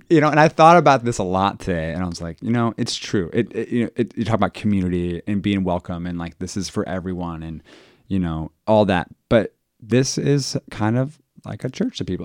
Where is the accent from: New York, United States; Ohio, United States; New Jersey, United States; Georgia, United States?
Ohio, United States; Dayton; also born or lived in Springboro, Ohio; I am from Dayton